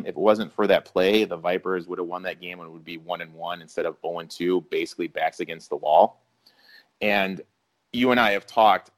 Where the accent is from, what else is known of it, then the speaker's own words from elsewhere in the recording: Mount Pleasant, Michigan, United States; I grew up in the hotbed of Mount Pleasant, Michigan